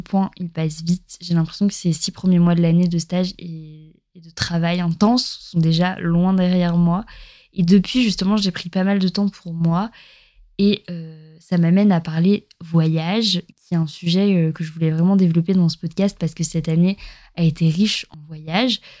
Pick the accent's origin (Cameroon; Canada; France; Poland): France; eastern France; moved away as an adult; also born or lived in Montpellier; on vient de l'Est de la France